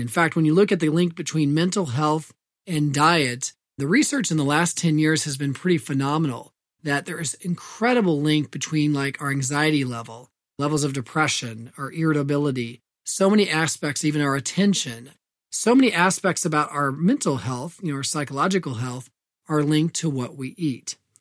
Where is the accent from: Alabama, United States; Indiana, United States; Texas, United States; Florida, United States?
Indiana, United States; my home state of Indiana